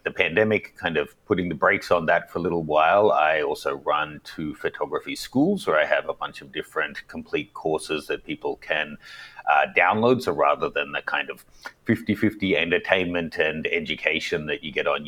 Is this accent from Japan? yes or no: no; Australia; moved away as an adult; also born or lived in New York, United States; now in Hong Kong; growing up in Australia